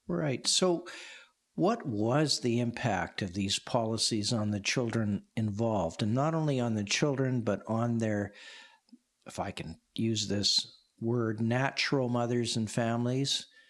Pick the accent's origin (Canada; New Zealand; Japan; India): Canada; Saskatchewan; I grew up in Saskatchewan